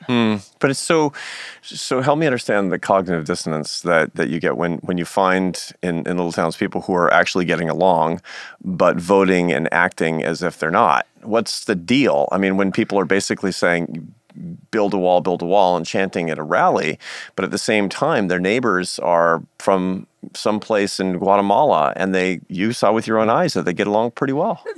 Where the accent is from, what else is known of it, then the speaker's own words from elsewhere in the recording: Seattle, Washington, United States; moved away; my hometown of Seattle